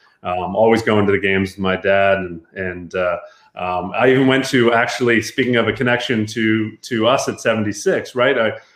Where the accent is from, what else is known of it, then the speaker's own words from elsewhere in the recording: Baltimore, Maryland, United States; So I grew up in Baltimore